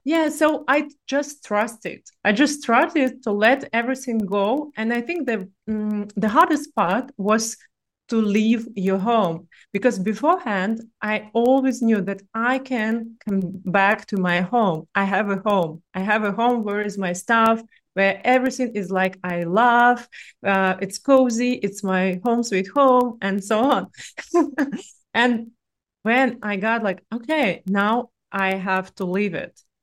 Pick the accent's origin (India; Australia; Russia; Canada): Russia; accent: Russian; English is a second language; moved away as an adult; originally I'm from Russia, but I'm digital nomad with one year of experience